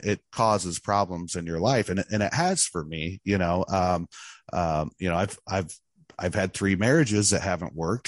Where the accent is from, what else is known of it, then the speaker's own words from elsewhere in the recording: Mackinaw, Illinois, United States; also born or lived in Danville, Illinois; I was born in Danville, Illinois, uh, which is kind of on the Indiana border. And I was raised in Mackinac, Illinois, which is kind of central Illinois